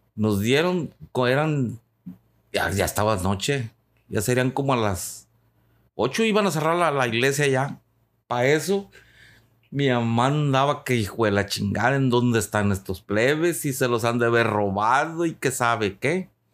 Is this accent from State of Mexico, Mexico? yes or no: no; Tepic, Nayarit, Mexico; en Tepic Nayarit, que es de donde soy originario